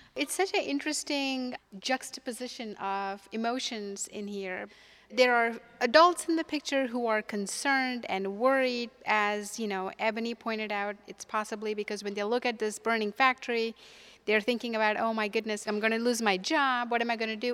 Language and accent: English; India; moved away as an adult; now in United States; I'm from India originally, and when I was growing up in India